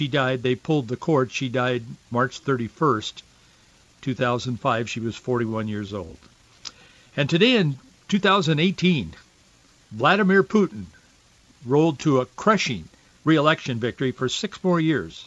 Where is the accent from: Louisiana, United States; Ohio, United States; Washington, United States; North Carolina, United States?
Washington, United States; Yakima; We lived in the Yakima Valley at that time, where I grew up in Yakima